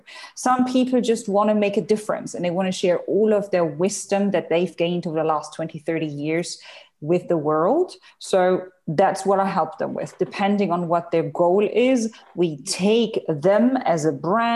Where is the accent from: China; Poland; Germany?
Germany; moved away as an adult; now in Dubai, United Arab Emirates; I'm originally from Germany. I live in the United Arab Emirates in Dubai. I'm here since 2008